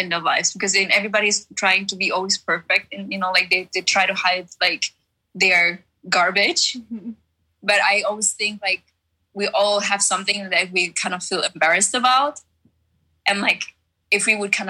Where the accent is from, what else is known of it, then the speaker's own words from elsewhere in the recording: Germany; English is a second language; moved away as an adult; also born or lived in Czech Republic / New York; now in Orange County, United States; I was born in Czech Republic and then raised in Germany later on.